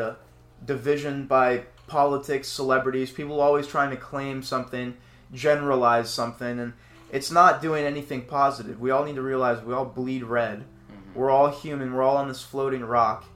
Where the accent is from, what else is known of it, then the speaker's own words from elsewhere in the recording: United States; as an American